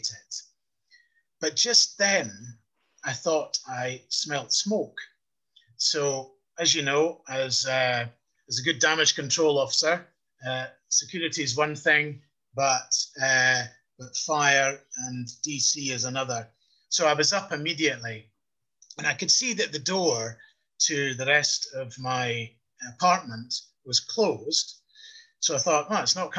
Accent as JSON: {"language": "English", "region": "Scotland", "country": "United Kingdom", "said": "being a Scot"}